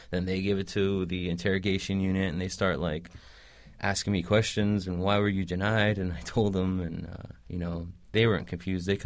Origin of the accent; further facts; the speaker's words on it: Bay Area, California, United States; also born or lived in West Bank; I was born and raised in the Bay Area. My family and I, we lived in the West Bank from 1997 to 1999, and my father made us a Palestinian Authority West Bank passport.